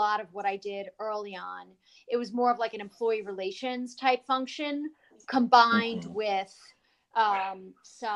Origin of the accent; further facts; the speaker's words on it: New York, United States; also born or lived in New Jersey; now in Florida, United States; I'm originally from New York and then New Jersey. Now I reside in Florida.